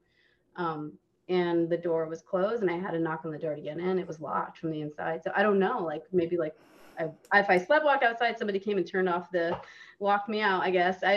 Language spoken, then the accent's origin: English; Arizona, United States; I grew up in Arizona